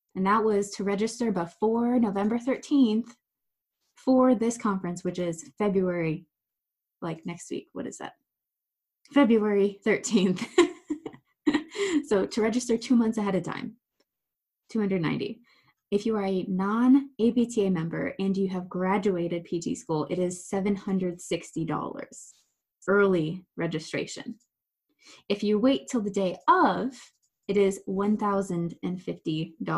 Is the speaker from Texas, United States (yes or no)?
no; Ohio, United States; moved away as an adult; now in Pennsylvania, United States; I'm from Ohio